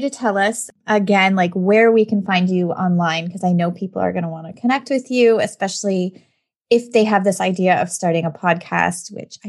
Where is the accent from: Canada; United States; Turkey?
Canada; Canadian crossover too, because we are both Canadian, which is fantastic.